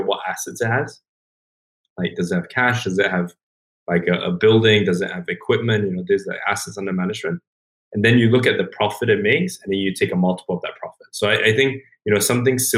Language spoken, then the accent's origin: English; Singapore; I grew up in Singapore